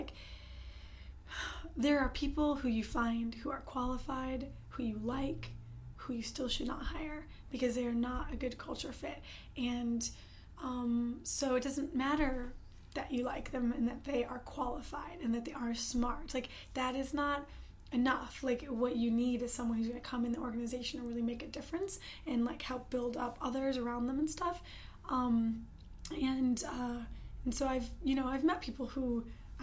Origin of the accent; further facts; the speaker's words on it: Detroit, Michigan, United States; moved away as an adult; now in Los Angeles, United States; I'm from the Detroit area originally